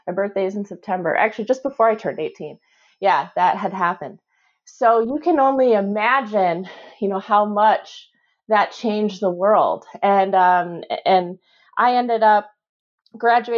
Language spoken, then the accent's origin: English; near Michigan State, United States; I grew up near Michigan State